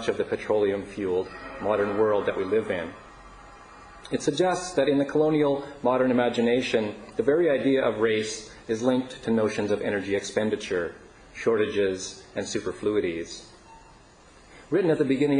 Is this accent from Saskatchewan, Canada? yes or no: yes; Meadow Lake, Saskatchewan, Canada; moved away; I'm from Treaty 6 territory in northwestern Saskatchewan, a place known as Pascua-Chagayan in Cree. That is was known as Lac des Prairies by the Métis voyageurs in the area in the 19th century and is now known as Meadow Lake, Saskatchewan.